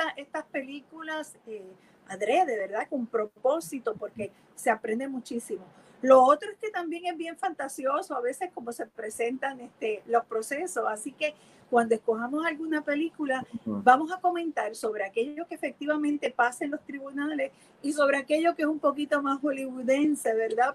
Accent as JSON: {"language": "Spanish", "country": "Puerto Rico", "said": "de esta mezcla que somos los puertorriqueños, los boricuas"}